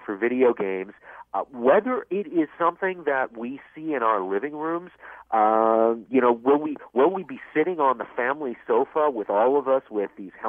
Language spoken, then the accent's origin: English; Vancouver, British Columbia, Canada; moved away; I grew up out in Vancouver